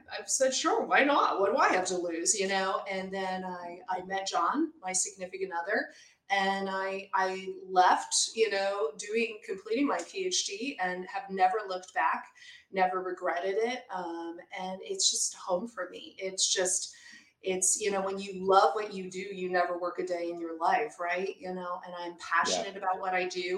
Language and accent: English; Pennsylvania, United States; moved away as an adult; also born or lived in Chicago, United States; now in Midwest, United States; I'm originally from Pennsylvania. And what moved me to the Midwest, which is in the area that I'm at, is I went to grad school in Chicago